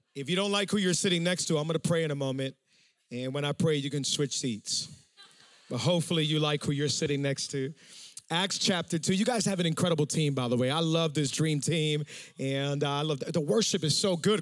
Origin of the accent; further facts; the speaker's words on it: Miami, Florida, United States; We're from Miami, and Miami has a whole lot of uh, humidity